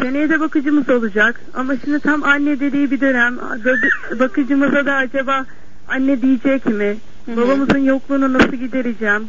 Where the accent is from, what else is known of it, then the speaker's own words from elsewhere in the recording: Denizli, Turkey; moved away; Ben Denizliliyim. Eşim Edirneli